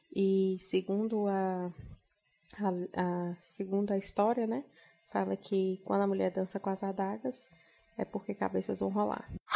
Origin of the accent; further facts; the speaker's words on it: Janaúba, Minas Gerais, Brazil; sou de Janaúba, Minas Gerais, norte de Minas Gerais